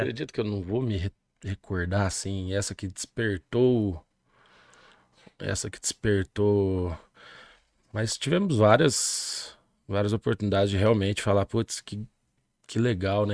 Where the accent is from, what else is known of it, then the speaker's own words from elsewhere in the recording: Monte Santo de Minas, Minas Gerais, Brazil; also born or lived in Machado / São Sebastião do Paraíso / Espírito Santo do Pinhal; nasci de Machado, né? Próximo aqui. Machado City. Machado City, a cidade das ladeiras e residi minha infância toda em Monte Santo de Minas. Posteriormente fui para São Sebastião do Paraíso